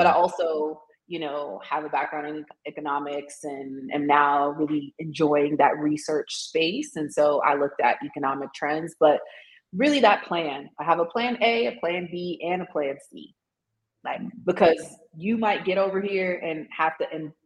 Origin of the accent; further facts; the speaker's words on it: United States; moved away as an adult; also born or lived in Tanzania; now in South Africa; as an American